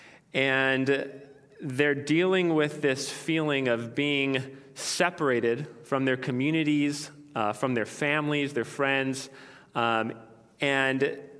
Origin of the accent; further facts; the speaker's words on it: California, United States; moved away; As a Californian